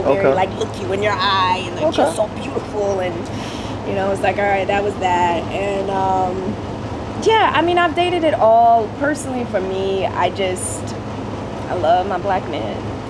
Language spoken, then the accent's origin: English; North Carolina, United States; moved away; I'm originally from North Carolina